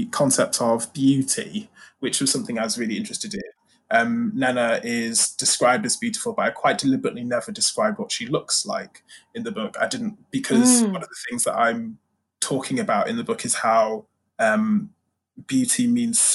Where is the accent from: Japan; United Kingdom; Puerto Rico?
United Kingdom; being British